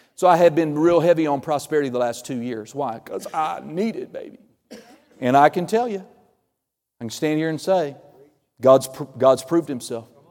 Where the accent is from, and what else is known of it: Okie from Muskogee, Oklahoma, United States